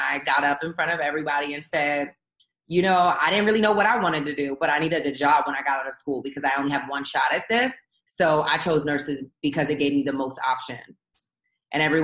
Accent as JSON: {"language": "English", "town": "Philadelphia", "region": "Pennsylvania", "country": "United States", "tie": "born or raised there", "said": "I grew up in South Philadelphia"}